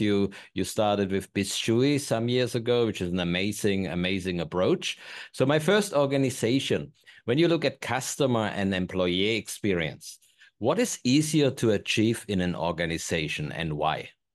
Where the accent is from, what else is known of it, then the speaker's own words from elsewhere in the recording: Germany; moved away; I'm unfortunately from Germany